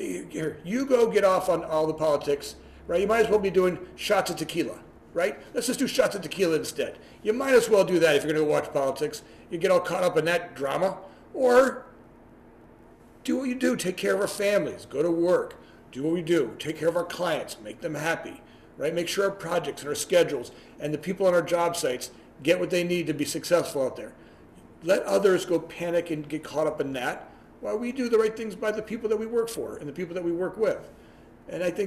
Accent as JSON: {"language": "English", "town": "Fort Lauderdale", "region": "Florida", "country": "United States", "tie": "born or raised there", "moved": "yes", "lives_now": "Chicago, United States", "said": "I was born and raised in Florida"}